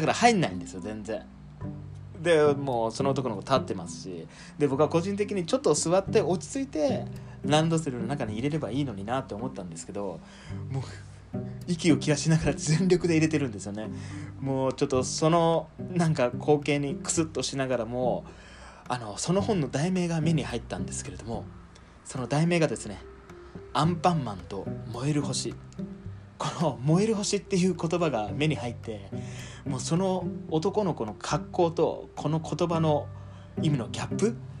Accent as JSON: {"language": "Japanese", "region": "rural Fukuoka", "country": "Japan", "tie": "born or raised there", "also_born_or_lived": "Saitama / Tokyo", "moved": "as an adult", "said": "福岡の田舎の方の出身"}